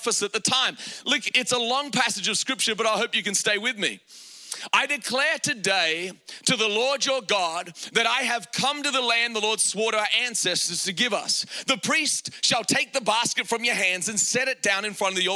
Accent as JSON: {"language": "English", "country": "Australia", "tie": "born or raised there", "said": "I grew up in Australia, and in Australia, we didn't grow up with a lot of money"}